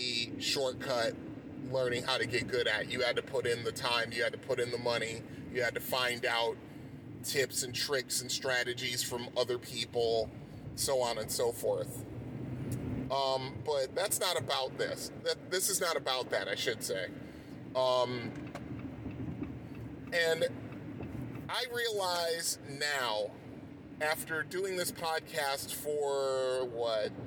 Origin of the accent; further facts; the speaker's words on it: Bridgeport, Connecticut, United States; growing up in Bridgeport, Connecticut